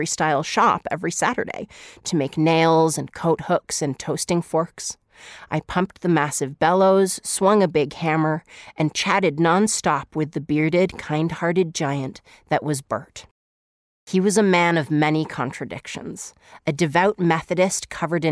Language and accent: English; Salem, Massachusetts, United States; I'm from Salem, Massachusetts